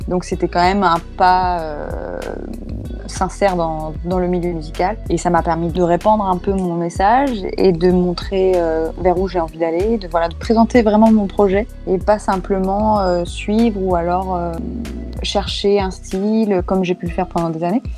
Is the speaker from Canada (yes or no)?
no; Réunion; moved away; je suis rentrée chez moi à La Réunion pour pouvoir justement profiter un petit peu de, mes proches, faire un retour aux sources